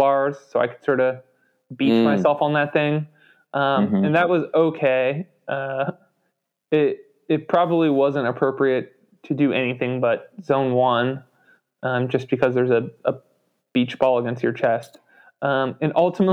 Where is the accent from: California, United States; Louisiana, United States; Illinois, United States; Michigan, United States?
Illinois, United States; Chicago; now in Asheville, United States; I grew up around Chicago and grew up ice skating